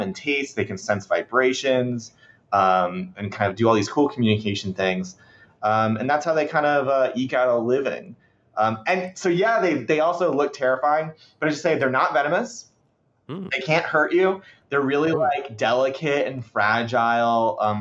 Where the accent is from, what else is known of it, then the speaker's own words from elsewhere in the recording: Sebastian, Florida, United States; I'm from there